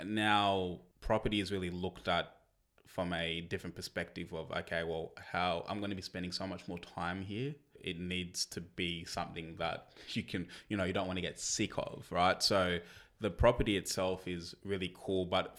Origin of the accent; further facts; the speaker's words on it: Canberra, Australian Capital Territory, Australia; now in Launceston, Australia; Even though originally we came from Canberra, which was triple or quadruple the size of Launceston